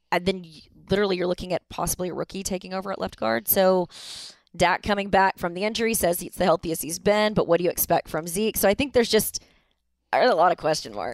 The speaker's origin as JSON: {"language": "English", "town": "Dallas", "region": "Texas", "country": "United States", "tie": "born or raised there", "said": "I grew up in Dallas"}